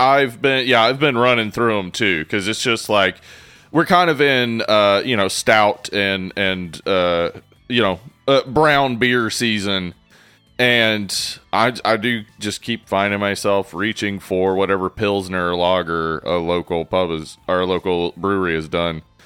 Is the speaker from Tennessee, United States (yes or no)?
yes; East Tennessee, United States; growing up in East Tennessee